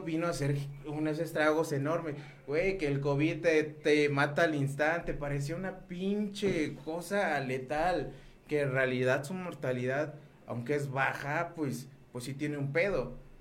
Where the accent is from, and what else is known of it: Mexico